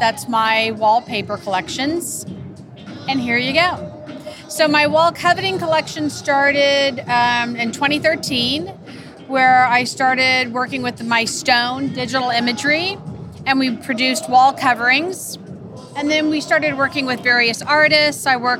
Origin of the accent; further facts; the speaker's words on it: Dallas, Texas, United States; I'm from Dallas, and I've wanted to have a design fair here in the city just as long as I can remember.